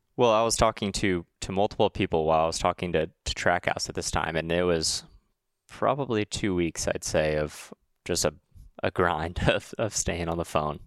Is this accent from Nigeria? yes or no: no; Huntington Beach, California, United States; moved away; I'm from Huntington Beach, California